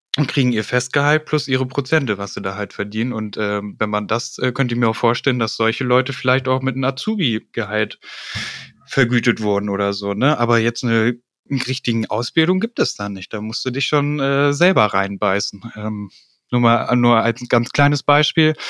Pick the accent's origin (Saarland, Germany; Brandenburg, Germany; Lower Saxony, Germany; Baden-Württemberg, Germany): Lower Saxony, Germany; Hanover; ich komme aus Hannover und äh, bin 34 Jahre alt